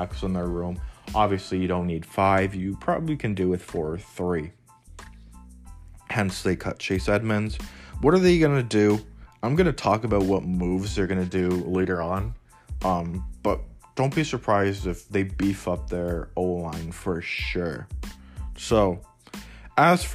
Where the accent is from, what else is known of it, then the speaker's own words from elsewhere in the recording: Canada; I'm Canadian too